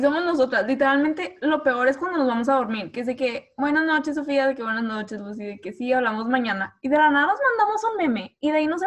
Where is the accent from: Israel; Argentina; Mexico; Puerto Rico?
Mexico; Reynosa, Tamaulipas; soy de Reynosa